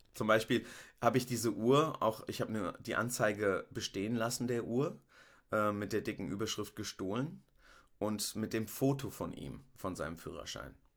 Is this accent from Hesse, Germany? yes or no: yes; Rüsselsheim, Hesse, Germany; ich bin in Rüsselsheim geboren, ähm, aufgewachsen